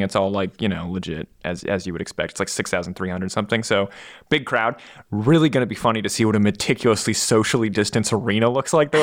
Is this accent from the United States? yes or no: yes; United States; I'm an American